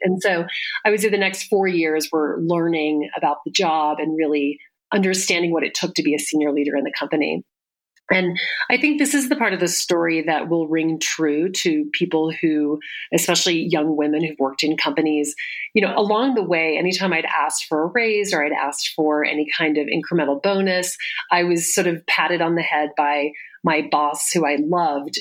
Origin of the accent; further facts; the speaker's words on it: the South, United States; I grew up in the South